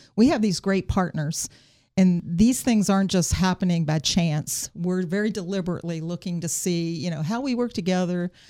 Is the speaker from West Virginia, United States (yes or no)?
yes; South Berkeley County, West Virginia, United States; growing up in South Berkeley County